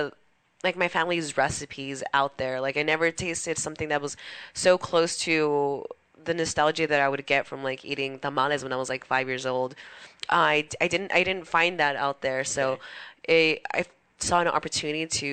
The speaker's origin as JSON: {"language": "English", "town": "Los Angeles", "region": "California", "country": "United States", "said": "I'm from Boyle Heights, so that's a community that I tend to serve a lot because it means a lot to me."}